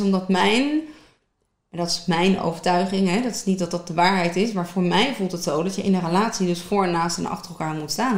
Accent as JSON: {"language": "Dutch", "area": "Westland", "region": "South Holland", "country": "Netherlands", "tie": "born or raised there", "said": "heel officieel kom ik uit het Westland. Ja. dochter ben ik. Ehm, echt geboren tussen de tomaatjes, de paprikaatjes, maar ook aan het strand"}